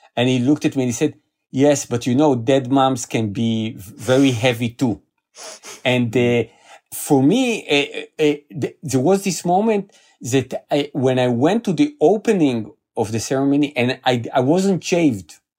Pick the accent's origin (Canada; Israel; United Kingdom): Israel; I was born in Israel. I lived here all my life.